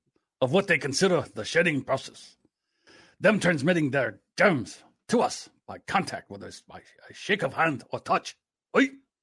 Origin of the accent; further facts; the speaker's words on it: the South, United States; accent: Southern; I think my Southern accent is the best.